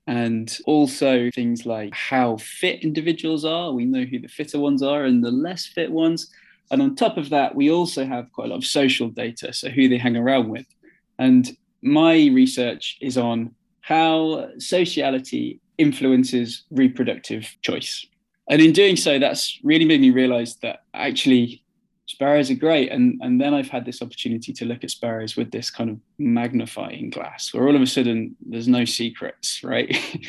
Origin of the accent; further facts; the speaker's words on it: Midlands, United Kingdom; also born or lived in Manchester; now in South England, United Kingdom; I was born in Manchester and we moved to the Midlands and now I'm in the South.